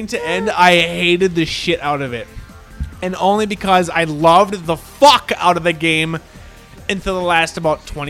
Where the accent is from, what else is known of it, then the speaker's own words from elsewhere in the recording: Minnesota, United States; we're from Minnesota